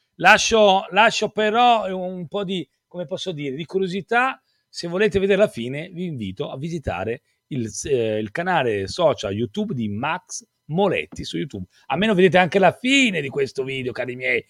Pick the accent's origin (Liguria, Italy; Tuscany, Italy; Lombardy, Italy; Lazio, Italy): Lombardy, Italy; Desio; son di Desio